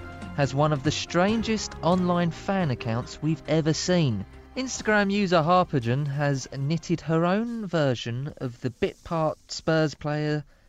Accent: Dagenham, London, United Kingdom; I'm from Dagenham in Essex.

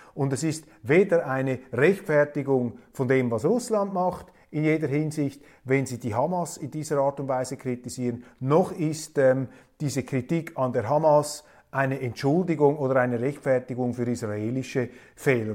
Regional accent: Switzerland; ich bin als Schweizer sehr, sehr dankbar, Schweizer zu sein.

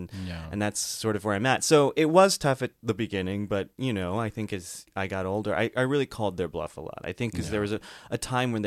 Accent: outside of Chicago, Illinois, United States; moved away as an adult; also born or lived in New York; now in Los Angeles, United States; I grew up outside of Chicago

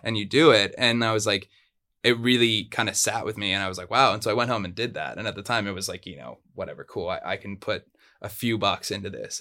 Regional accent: Surfside, California, United States; first language Spanish; English is a second language; I grew up in Orange County. I grew up in a small little town called Surfside

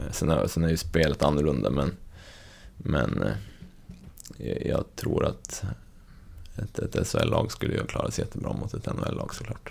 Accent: Skellefteå, Västerbotten County, Sweden; now in Östersund, Sweden; uppvuxen i Skellefteå

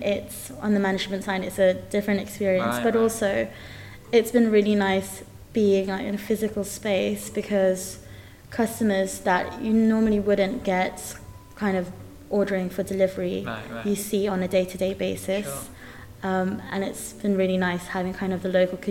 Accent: London, United Kingdom; I grew up in Tooting Broadway

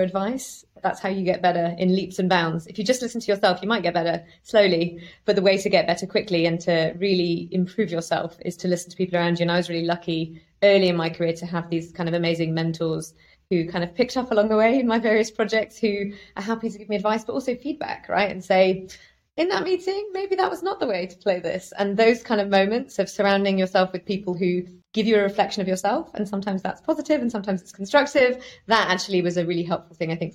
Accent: United Kingdom; I grew up in the middle of nowhere in the UK

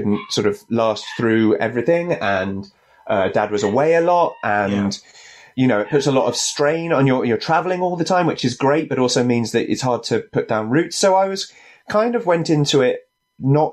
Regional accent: Stratford-upon-Avon, West Midlands, United Kingdom; I grew up in Stratford-upon-Avon, which is Shakespeare's, yeah, hometown

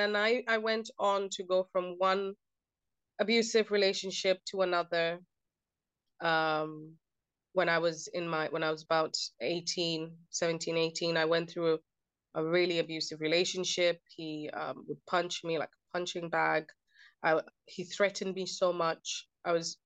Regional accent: Kenya; I grew up in a culture that was, so I'm Kenyan, my background is Kenyan, and I grew up in a culture that almost normalized domestic violence.

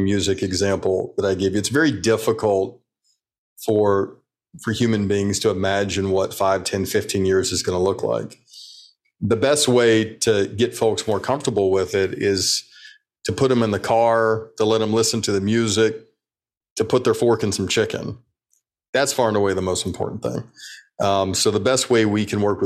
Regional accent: Birmingham, Alabama, United States; I grew up in Birmingham, Alabama

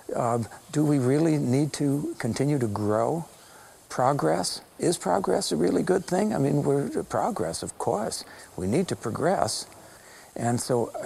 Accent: Los Angeles, California, United States; I grew up in Los Angeles. I'm a city boy

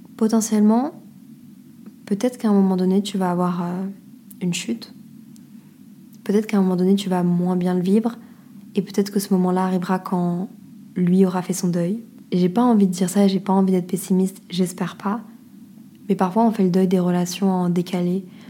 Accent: France; moved away; on dit qu'on est français

